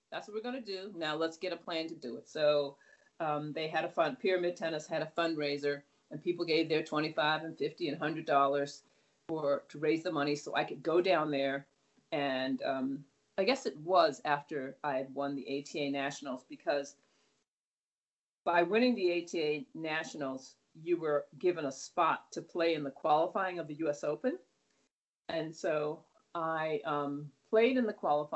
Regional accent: New York, United States; moved away; also born or lived in Los Angeles; I was from New York, so we rode buses and trains all the time

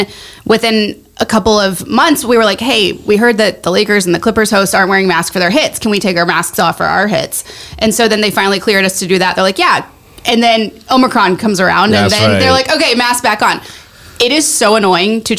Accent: Springfield, Missouri, United States; now in Los Angeles, United States; I grew up in Southwest Missouri in Springfield

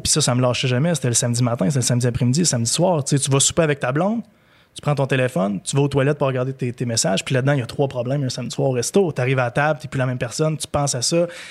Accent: Gaspésie, Quebec, Canada; moved away; quand j'étais jeune, je l'ai dit tantôt, je viens de la Gaspésie

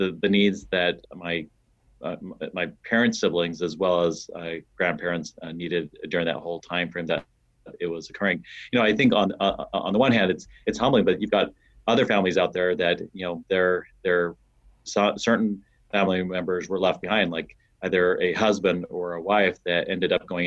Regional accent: Utah, United States; moved away as an adult; also born or lived in Arizona / Ohio; now in San Diego, United States; I was born. I was raised in Utah. And went through school there.

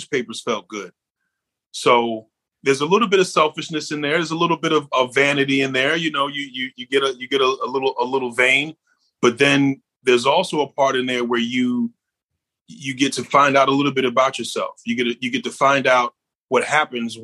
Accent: New York, United States; I'm a New Yorker

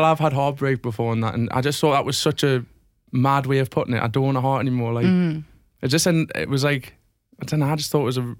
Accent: South Shields, North East England, United Kingdom; I'm a lad from South Shields

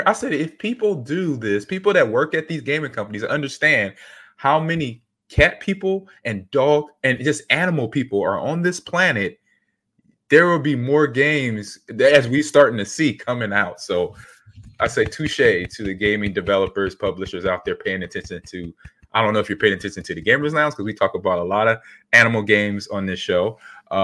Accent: Wisconsin, United States; moved away; growing up in the Midwest, growing up in being in Wisconsin for 23 years

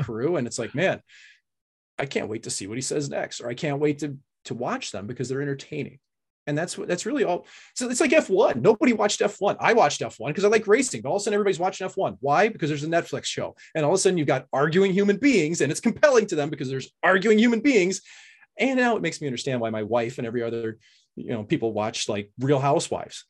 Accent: St. Louis, Missouri, United States; I was from Saint Louis.

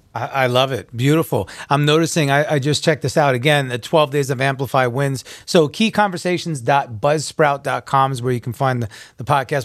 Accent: Long Island, New York, United States; I'm a New Yorker as well. I was born and raised in Long Island, so I have a very strong accent

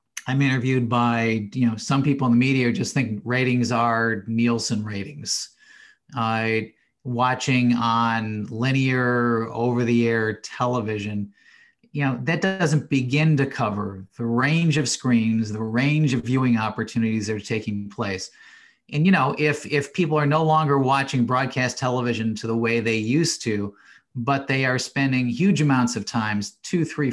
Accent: Cleveland, Ohio, United States; I grew up in Cleveland, Ohio

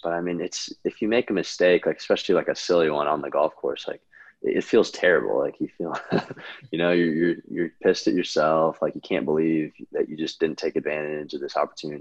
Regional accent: California, United States; I grew up in California

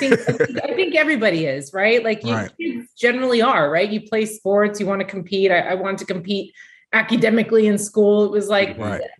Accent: New York, United States; moved away as an adult; now in Los Angeles, United States; I grew up in New York, whole family was into sports

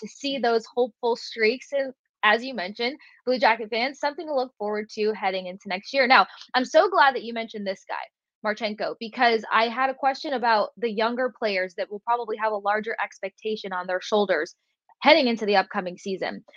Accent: Tampa, Florida, United States; Growing up in Tampa and covering your home team

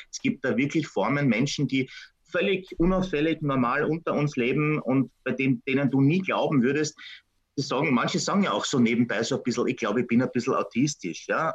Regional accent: Vienna, Austria; mich als Wiener

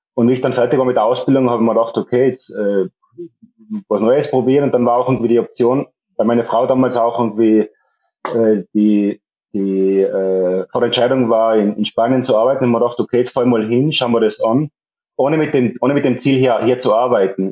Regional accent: Tyrol, Austria; moved away as an adult; now in Mallorca, Spain; darum bin ich eigentlich in, in Tirol aufgewachsen

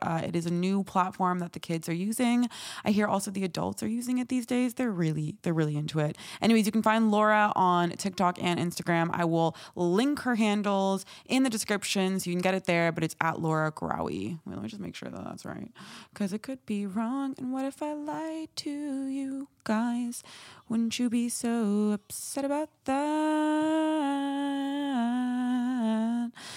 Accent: Morocco; a Moroccan

